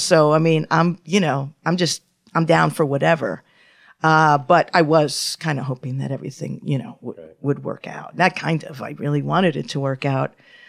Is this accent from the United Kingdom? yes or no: no; Canada; Well, I'm Canadian.